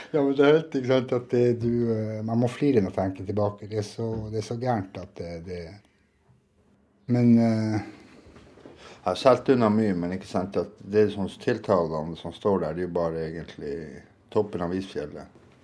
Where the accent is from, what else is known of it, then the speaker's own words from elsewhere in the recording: Norway; jeg som nordmann